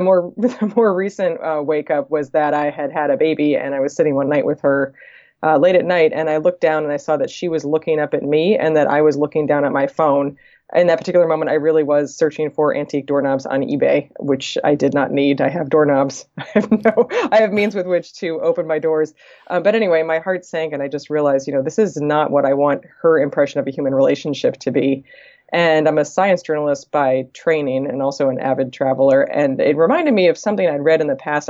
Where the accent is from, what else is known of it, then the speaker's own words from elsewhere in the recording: East Coast, United States; moved away as an adult; also born or lived in California; I'm from the East Coast originally and had been living in California